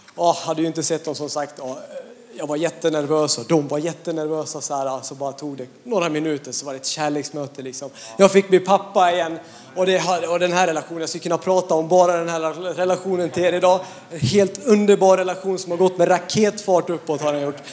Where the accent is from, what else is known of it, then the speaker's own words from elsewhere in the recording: Hedemora, Dalarna County, Sweden; jag kommer från Dalarna, en liten ort som heter Hedemora